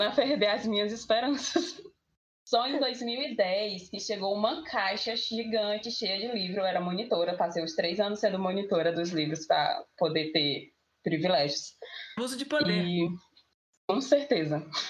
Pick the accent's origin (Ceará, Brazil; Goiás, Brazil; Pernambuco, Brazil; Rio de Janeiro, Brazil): Ceará, Brazil; Itapajé; sou de Itapajé, Ceará